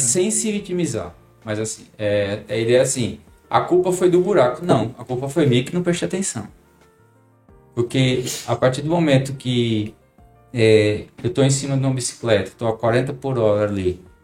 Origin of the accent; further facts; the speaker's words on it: Paraná, Brazil; now in Maceió, Brazil; Sou do Paraná. Já moro aqui em Maceió já tem muitos anos